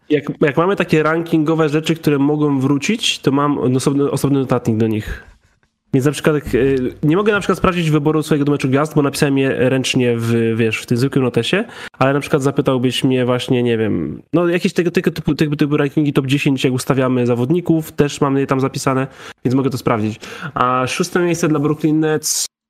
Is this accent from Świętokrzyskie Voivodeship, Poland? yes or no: no; Krzepice, Silesian Voivodeship, Poland; było jedno, jedna lodziarnia u mnie w Krzepicach